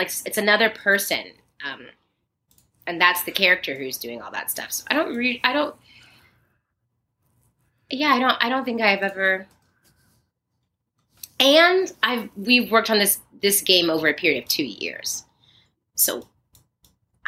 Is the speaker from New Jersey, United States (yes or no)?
no; Plano, Texas, United States; moved away as an adult; also born or lived in Arlington, Texas / Dallas, Texas / Santa Maria, California; now in Los Angeles, United States; I'm specifically from Plano, Texas